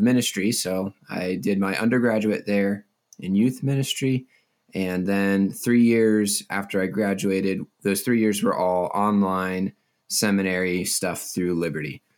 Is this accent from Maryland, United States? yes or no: yes; Mount Airy, Maryland, United States; moved away as an adult; also born or lived in Lynchburg, Virginia; now in Colorado, United States; I grew up in, uh, Mount Airy, Maryland. pretty much my entire life.